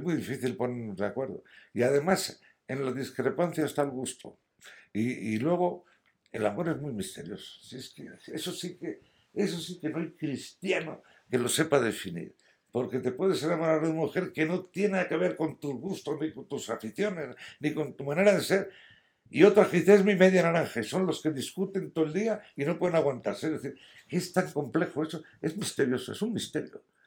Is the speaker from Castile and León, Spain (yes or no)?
no; Madrid, Community of Madrid, Spain; moved away as an adult; also born or lived in San Sebastián, Gipuzkoa; now in Astorga, Spain; aunque he nacido en San Sebastián, Guipúzcoa, por razones bélicas, yo me siento muy madrileño